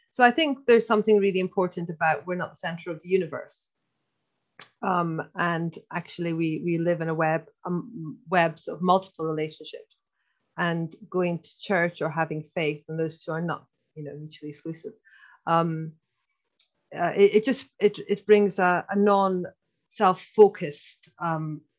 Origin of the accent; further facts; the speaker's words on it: Scotland, United Kingdom; accent: Irish; so first of all, I'm Scottish, but I know I've got a bit of an Irish accent.